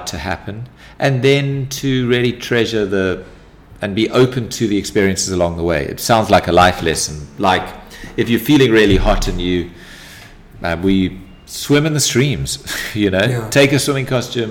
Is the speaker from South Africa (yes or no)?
yes; Durban, KwaZulu-Natal, South Africa; I grew up in Durban